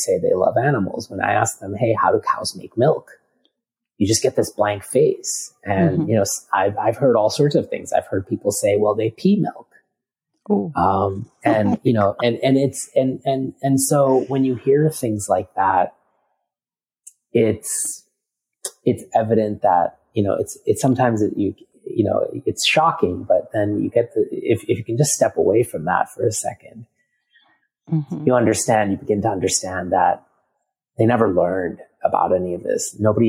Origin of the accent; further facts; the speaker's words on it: India; India is an interesting quagmire of, you know, and, as I am Indian